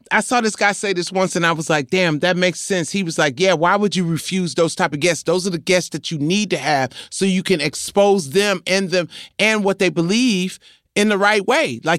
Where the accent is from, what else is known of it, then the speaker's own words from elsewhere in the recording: New York, United States; I'm I'm from New York.